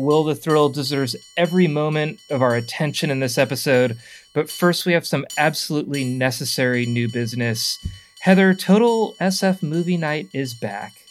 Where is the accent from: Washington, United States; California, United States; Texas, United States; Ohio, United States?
California, United States; Burlingame; I'm from Burlingame, San Mateo area.